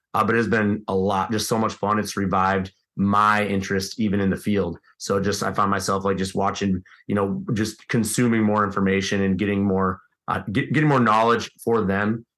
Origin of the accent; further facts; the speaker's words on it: Midwest, United States; being a Midwesterner